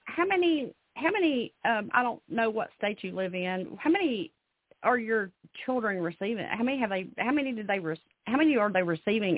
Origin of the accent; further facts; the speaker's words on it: Alabama, United States; now in Nashville, United States; I'm originally from Alabama, but I live here in the Nashville area now